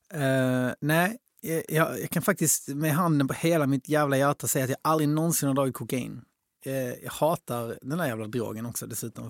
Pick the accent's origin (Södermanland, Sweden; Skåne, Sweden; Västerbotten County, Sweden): Skåne, Sweden; Helsingborg; now in Stockholm, Sweden; Jag är från Helsingborg